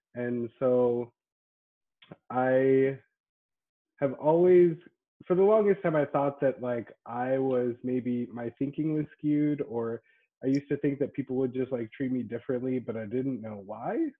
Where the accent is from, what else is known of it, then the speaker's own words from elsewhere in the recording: Boise, Idaho, United States; I'm from Boise, uh, born and raised.